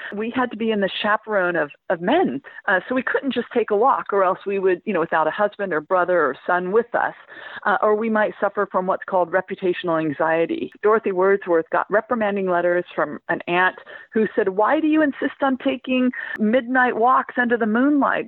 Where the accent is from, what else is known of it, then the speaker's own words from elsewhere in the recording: Central Valley, California, United States; moved away as an adult; now in England, United Kingdom; my hometown in the middle of the Central Valley in California